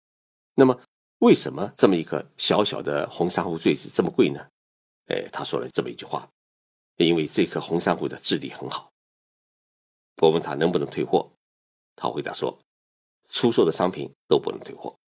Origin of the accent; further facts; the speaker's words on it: Zhejiang, China; moved away as an adult; now in Japan; 我浙江老家的一对亲戚夫妻参加了一个旅行团来日本旅游。